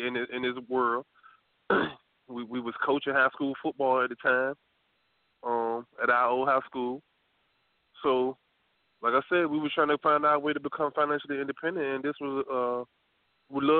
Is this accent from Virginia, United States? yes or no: yes; Norfolk, Virginia, United States; we grew up in the Park Place area, Norfolk